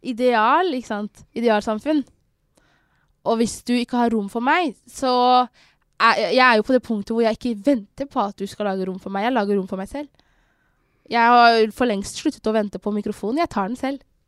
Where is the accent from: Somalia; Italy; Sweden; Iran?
Somalia; now in Norway; jeg er fra Somalia